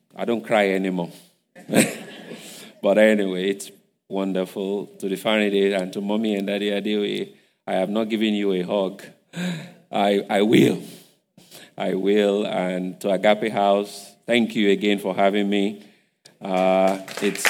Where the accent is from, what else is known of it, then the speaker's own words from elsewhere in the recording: Igbajo, Osun, Nigeria; English is a second language; moved away; I'm from Igbajo. I don't speak too much English.